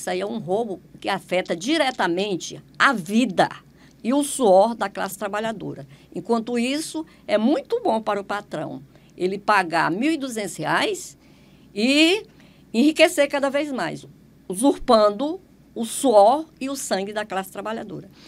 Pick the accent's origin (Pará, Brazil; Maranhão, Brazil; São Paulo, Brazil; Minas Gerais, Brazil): Maranhão, Brazil; now in Teresina, Brazil; Eu não sou, não sou piauiense, eu sou maranhense.